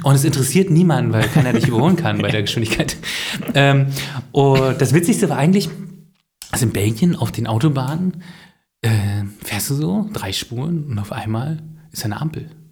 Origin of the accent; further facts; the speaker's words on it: Bützow, Mecklenburg-Vorpommern, Germany; ich bin ja groß geworden in Bützow, ne? In dieser äh, mecklenburgischen Metropole Bützow.